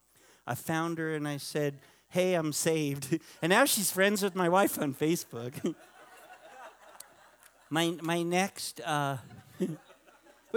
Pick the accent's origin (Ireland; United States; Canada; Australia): United States; New York; moved away; one of my first religious experiences where I grew up in New York